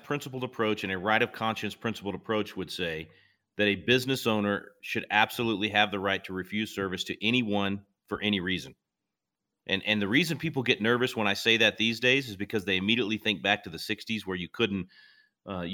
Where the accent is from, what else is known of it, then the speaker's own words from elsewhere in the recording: Mabelvale, Arkansas, United States; now in Texas, United States; I was born in Mabelville, just outside of Little Rock